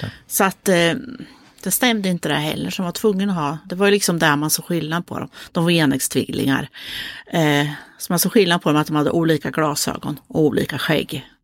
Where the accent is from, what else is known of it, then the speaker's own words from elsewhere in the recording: Motala, Östergötland, Sweden; ifrån Motala där vi kommer ifrån